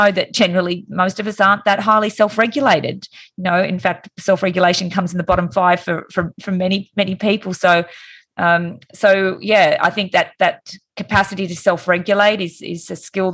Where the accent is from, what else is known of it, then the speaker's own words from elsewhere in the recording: Wollongong, New South Wales, Australia; moved away as an adult; now in Sydney, Australia; I moved from Wollongong, which was my hometown, and moved to Sydney